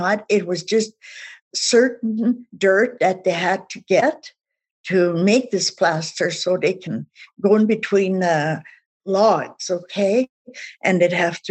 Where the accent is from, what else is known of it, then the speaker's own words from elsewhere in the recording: east of Regina, Saskatchewan, Canada; English is a second language; moved away; also born or lived in Calgary; I was born and raised in Saskatchewan and was east of Regina.